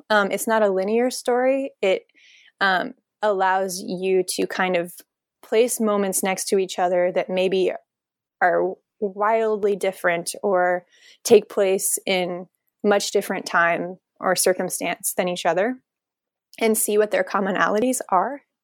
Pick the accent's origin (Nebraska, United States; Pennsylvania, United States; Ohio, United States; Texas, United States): Nebraska, United States; moved away as an adult; also born or lived in Omaha, Nebraska; now in Portland, United States; I'm a Nebraskan native. I grew up there in a really small town of a thousand people and went to college in Omaha